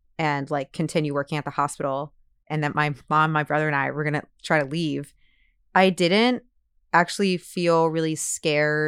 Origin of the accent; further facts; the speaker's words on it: New Orleans, Louisiana, United States; I'm from New Orleans. I grew up in New Orleans.